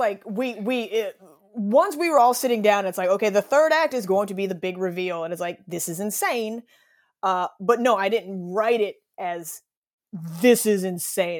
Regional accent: United States; I'm an American

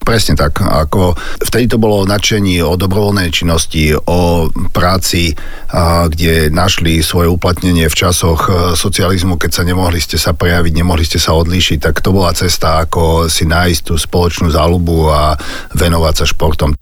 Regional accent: Kežmarok, Prešov Region, Slovakia; v Kežmarku, v mojom rodisku

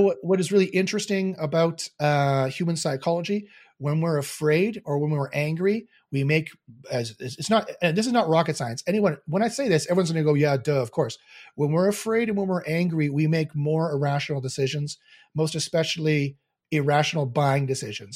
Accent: Canada; I'm Canadian

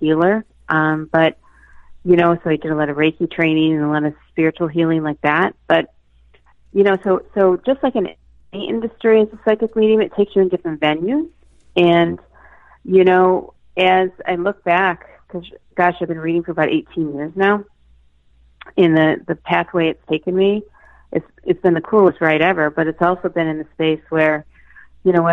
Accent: Michigan, United States; also born or lived in Boston; now in Andover, United States; I'm originally from Michigan, and here I land in Andover, Massachusetts

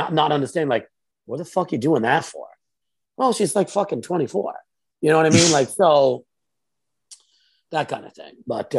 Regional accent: Rhode Island, United States; Rhode Island.

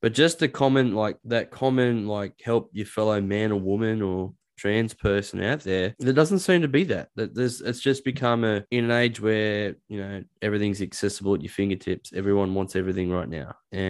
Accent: Newcastle, New South Wales, Australia; also born or lived in Dubbo; No, I'm a Dubbo boy. {S2} Oh, okay. Wow. {S1} And the reason I got, I grew up in Newcastle

